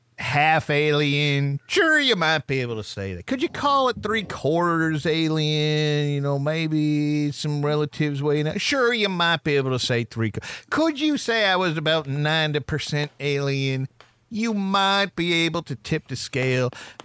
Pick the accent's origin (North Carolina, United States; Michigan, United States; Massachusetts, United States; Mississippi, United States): Massachusetts, United States; I'm actually not from New Jersey. I am from Massachusetts.